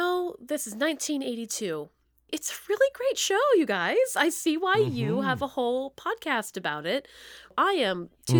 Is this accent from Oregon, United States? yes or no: no; Bellefonte, Pennsylvania, United States; This is in central Pennsylvania. This is in Belfont, my hometown.